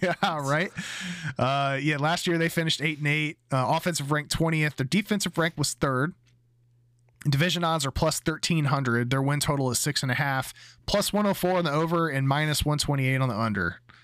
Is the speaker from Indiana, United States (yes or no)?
yes; Indiana, United States; when we were growing up in Indiana